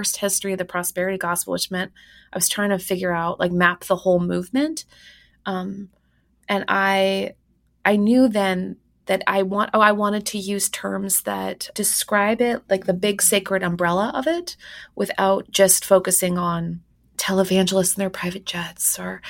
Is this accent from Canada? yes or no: yes; Winnipeg, Manitoba, Canada; my hometown of Winnipeg, Manitoba, had Canada's largest megachurch